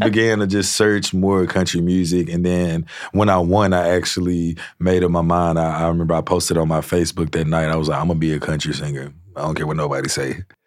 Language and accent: English; Shreveport, Louisiana, United States; I grew up in Shreveport and the Red River just run through it